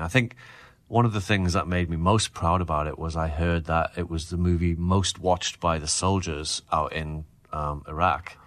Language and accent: English; Newcastle upon Tyne, North East England, United Kingdom; my hometown of Newcastle